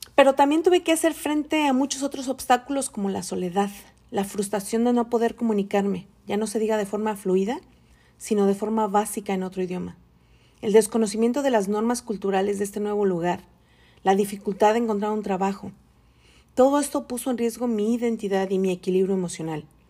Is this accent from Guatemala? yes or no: no; Tepatitlán, Jalisco, Mexico; moved away as an adult; also born or lived in Mexico City, Mexico; now in California, United States; soy mexicana, de feña por nacimiento, aunque muchos me identifican más como chilanga, alteña adoptada y ahora soy californiana por necesidad